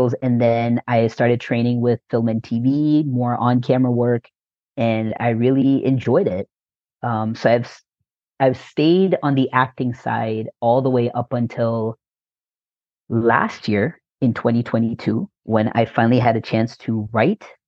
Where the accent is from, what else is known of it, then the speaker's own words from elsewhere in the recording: North Carolina, United States; moved away as an adult; now in Los Angeles, United States; I was born and raised in North Carolina